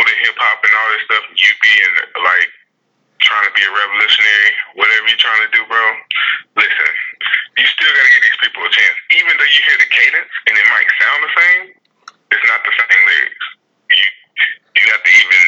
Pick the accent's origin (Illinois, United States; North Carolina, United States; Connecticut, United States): North Carolina, United States; I was raised in North Carolina